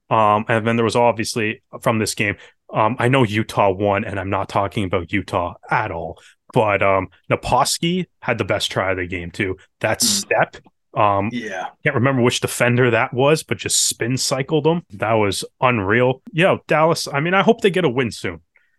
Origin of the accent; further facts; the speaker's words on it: Canada; fascinating team to kind of watch as a Canadian fan